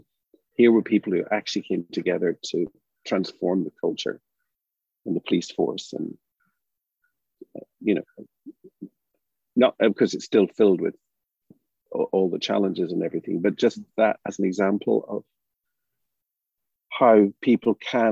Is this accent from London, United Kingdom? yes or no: no; Derry, Northern Ireland, United Kingdom; moved away; also born or lived in Bristol, England / United States; I grew up in Derry